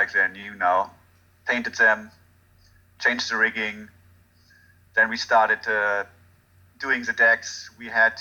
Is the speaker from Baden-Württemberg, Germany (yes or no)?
no; Hagen, North Rhine-Westphalia, Germany; English is a second language; moved away; I'm from Germany. Where in Germany? A little town called Dortmund. A little town called Hagen, right next to Dortmund